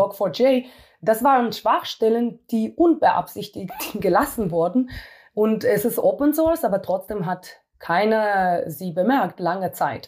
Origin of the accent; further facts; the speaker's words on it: Israel; moved away as an adult; now in Germany; ich komme aus Israel und äh, in Israel äh, muss jeder Militärdienst machen